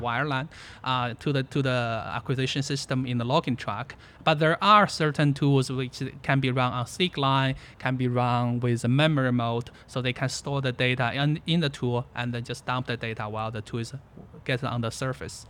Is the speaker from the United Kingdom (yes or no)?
no; China; moved away; I was born in China, uh, actually born where there was a very big natural gas field